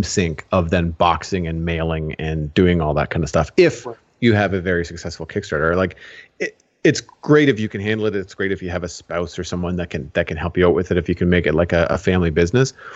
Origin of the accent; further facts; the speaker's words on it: Canada; you and I both being Canadian